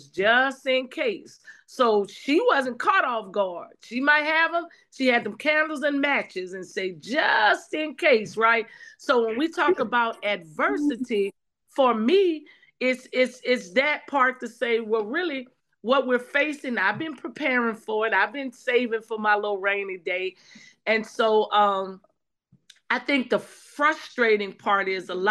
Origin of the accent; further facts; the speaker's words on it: New Orleans, Louisiana, United States; moved away; I'm from the South too, and so I'm from New Orleans. And so while I wasn't in New Orleans at the time of Hurricane Katrina, all of my family was